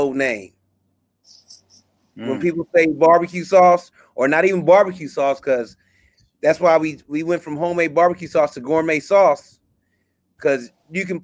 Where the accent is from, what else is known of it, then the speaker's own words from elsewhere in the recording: California, United States; I'm born and raised in Cali